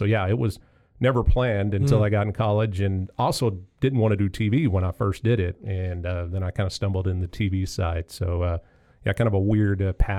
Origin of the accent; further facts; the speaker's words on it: Goldthwaite, Texas, United States; But I've grown up in Central Texas. I graduated high school out in a little town, Goldthwaite, out on the western edge of our viewing area.